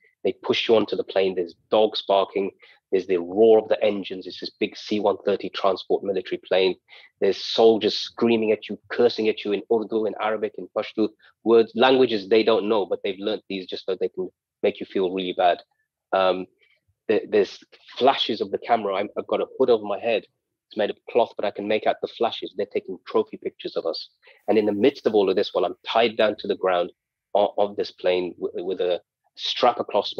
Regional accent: United Kingdom; They've come to steal money from me, perhaps because I'm British and a foreigner living in this land.

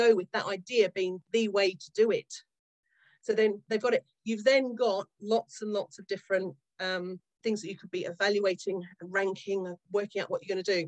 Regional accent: Australia; moved away as an adult; now in Yorkshire, United Kingdom; I grew up in Australia in the 70s and 80s.

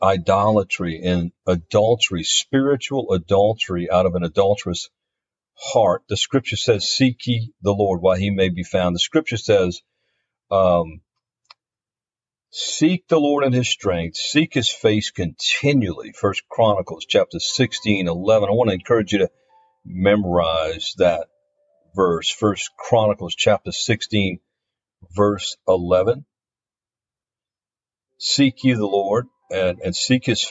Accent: Louisiana, United States; my home state, Louisiana

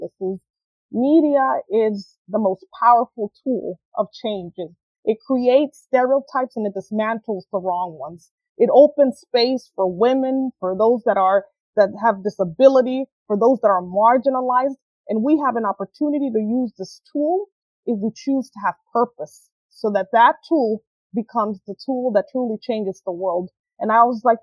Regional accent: Honduras; moved away; I was born and raised in Honduras.

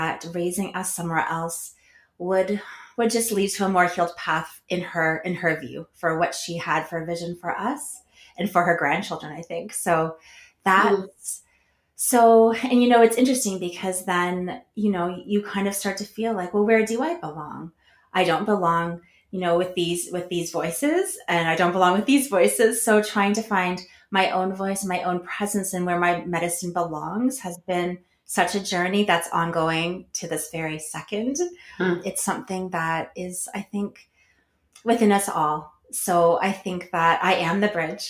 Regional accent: Newmarket, Ontario, Canada; also born or lived in Cape Croker (Neyaashiinigmiing), Ontario; I grew up in Newmarket, actually, but I go home often

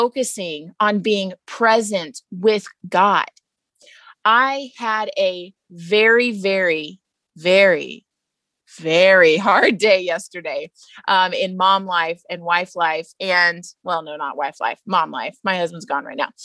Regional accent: Texas, United States; moved away; I'm also from Texas

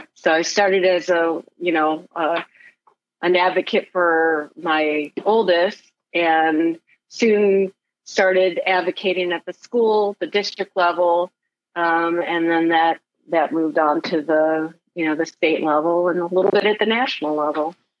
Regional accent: Michigan, United States; moved away as an adult; also born or lived in Texas / San Antonio; now in Ohio, United States; being from the Midwest, uh, I grew up in Michigan

